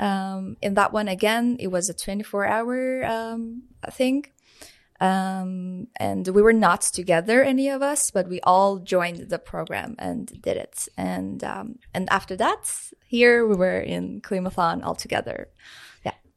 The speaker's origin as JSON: {"language": "English", "country": "Iran", "moved": "as an adult", "lives_now": "Trondheim, Norway", "said": "I'm from Iran"}